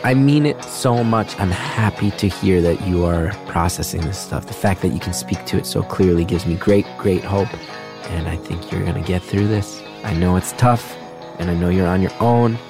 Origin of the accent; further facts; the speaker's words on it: New Jersey, United States; now in New York City, United States; I'm from Jersey